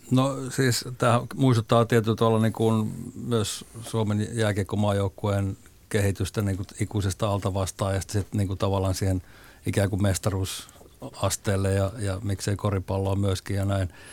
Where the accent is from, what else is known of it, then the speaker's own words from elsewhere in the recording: Suonenjoki, North Savo, Finland; mä asuin lapsuuteni Suonejoella – 70-luvulla Kuopion lähellä pien, pienellä paikkakunnalla